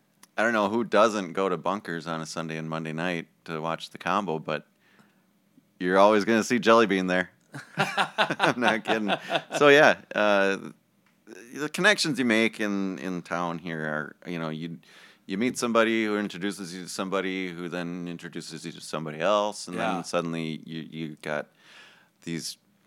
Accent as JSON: {"language": "English", "region": "Minnesota", "country": "United States", "accent": "Minnesota", "said": "Yeah. I got that Minnesota accent."}